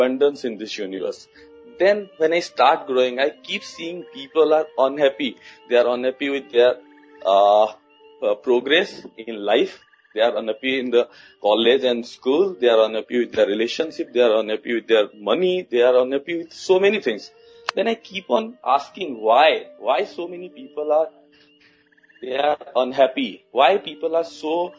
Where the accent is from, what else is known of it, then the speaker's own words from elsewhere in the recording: India; now in New Delhi, India; I'm from India. I'm currently living in the capital city, New Delhi, in India. But I born and brought up in a very small town in a remote part in India